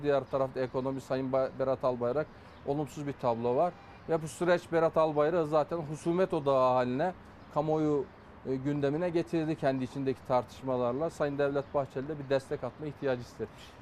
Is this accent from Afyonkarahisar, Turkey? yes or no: yes; Afyonkarahisar, Turkey; bir Afyonlu olarak, Afyon milletvekili olarak